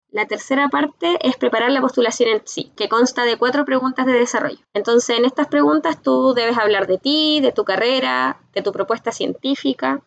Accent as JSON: {"language": "Spanish", "town": "Concepción", "region": "Biobío", "country": "Chile", "tie": "born or raised there", "also_born_or_lived": "Talcahuano", "said": "soy oriunda de Concepción Talcahuano, que son ciudades de la zona central de Chile"}